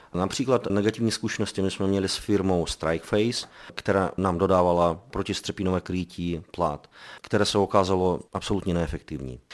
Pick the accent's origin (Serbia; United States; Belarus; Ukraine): Belarus; now in Prague, Czechia; my jsme původem z Běloruska, ze země agresora